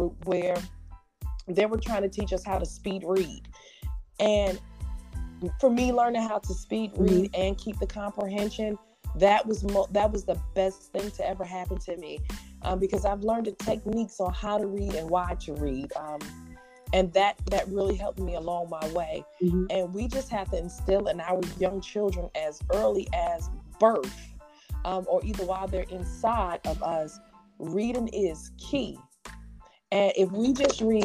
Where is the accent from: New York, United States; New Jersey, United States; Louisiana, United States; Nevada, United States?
New Jersey, United States; Paterson; I grew up in New Jersey, and Patterson, New Jersey